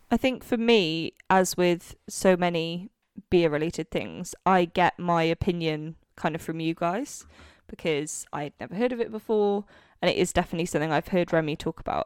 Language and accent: English; Wales, United Kingdom; now in London, United Kingdom; growing up in Wales, literally never heard of it until I moved to London.